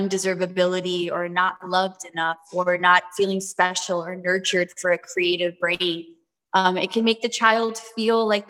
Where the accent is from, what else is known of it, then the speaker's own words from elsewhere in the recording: New York City, New York, United States; moved away; I went back to my roots from the Bronx, born in New York